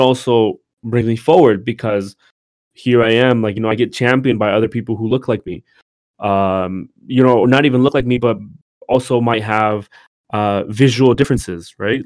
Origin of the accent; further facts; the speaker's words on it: Hayward, California, United States; growing up in Hayward, California